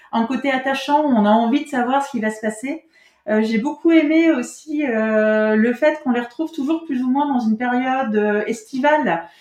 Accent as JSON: {"language": "French", "region": "Grand Est", "country": "France", "said": "enfin moi je suis Lorraine, donc j'espérais reconnaître un peu la Lorraine."}